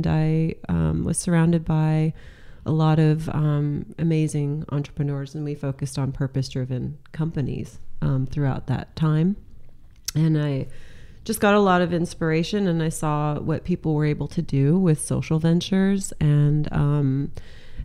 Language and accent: English; Central Coast, California, United States; also born or lived in Santa Barbara / Los Angeles / San Francisco / Sausalito; now in Sonoma, United States; I'm a California girl. So I grew up in California on the Central Coast